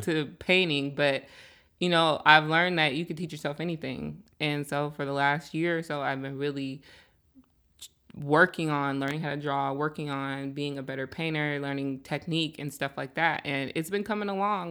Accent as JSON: {"language": "English", "town": "Seattle", "region": "Washington", "country": "United States", "tie": "born or raised there", "said": "I'm from Seattle, born and raised, um, and I grew up out here, grew up in the South End"}